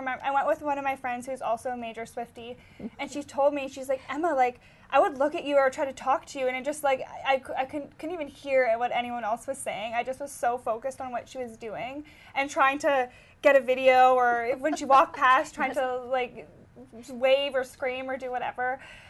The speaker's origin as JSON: {"language": "English", "town": "Winnipegosis", "region": "Manitoba", "country": "Canada", "tie": "born or raised there"}